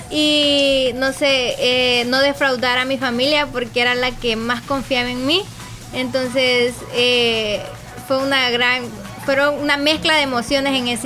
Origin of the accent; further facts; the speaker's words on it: Lislique, La Unión, El Salvador; conocer más a mi pueblo del Islique